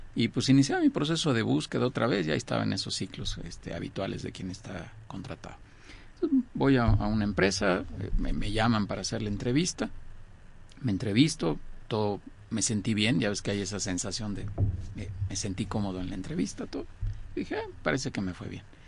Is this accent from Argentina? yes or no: no; Mexico; yo soy mexicano